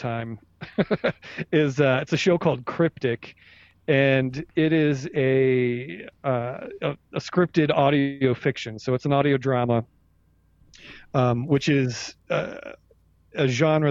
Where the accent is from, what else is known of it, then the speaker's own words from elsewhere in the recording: Ohio, United States; I'm from Ohio